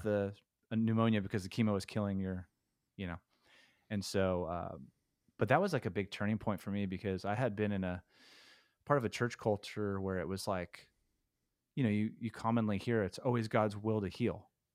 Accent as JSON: {"language": "English", "town": "Stockton", "region": "California", "country": "United States", "tie": "born or raised there", "said": "I was born in Stockton"}